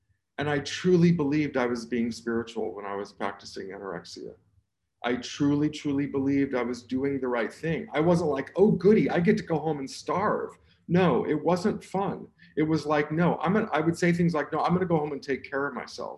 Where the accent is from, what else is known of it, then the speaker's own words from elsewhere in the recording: Southern California, United States; I was born in Southern California.